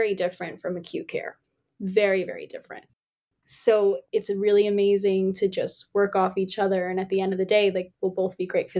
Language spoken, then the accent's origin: English; Commack, New York, United States; also born or lived in South Carolina; I'm from Comac